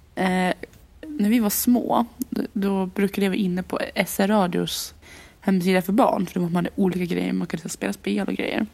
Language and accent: Swedish; Gästrikland, Gävleborg County, Sweden; hemma i Gästrikland